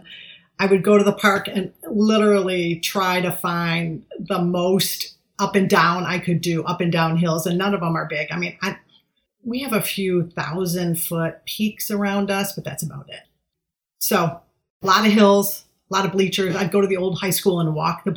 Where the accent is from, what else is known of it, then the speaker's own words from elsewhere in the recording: Michigan, United States; I'm just … from Michigan